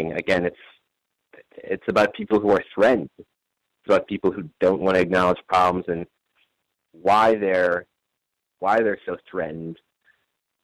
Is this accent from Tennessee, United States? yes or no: no; Wisconsin, United States; I'm from Wisconsin